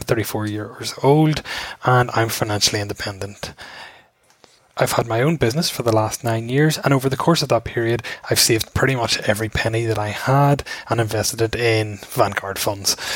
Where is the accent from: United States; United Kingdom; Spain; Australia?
United Kingdom; Belfast, Northern Ireland; I'm from Belfast here in Ireland